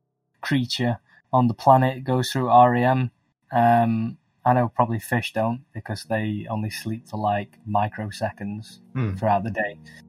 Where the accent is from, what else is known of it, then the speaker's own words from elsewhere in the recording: England, United Kingdom; we're English